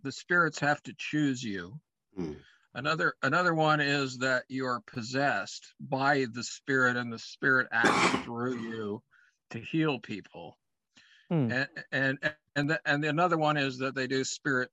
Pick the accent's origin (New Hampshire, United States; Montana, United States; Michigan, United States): Montana, United States; I grew up in Montana. I was born and raised there, and it's called Big Sky Country.